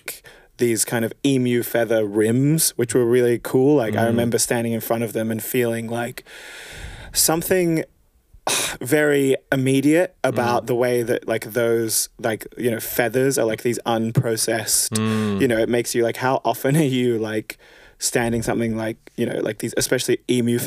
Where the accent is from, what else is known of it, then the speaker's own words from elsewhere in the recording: Australia; an Australian dude